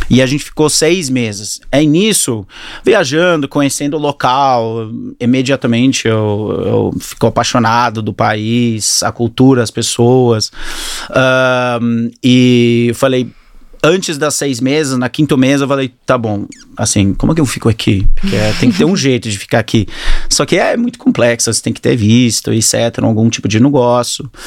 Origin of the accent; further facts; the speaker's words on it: Australia; Portuguese is a second language; also born or lived in Auckland, New Zealand; É, nasci na Nova Zelândia, no Auckland, e mudei para a Austrália com 10 anos de idade. Meu pai preferiu muito mais a Austrália.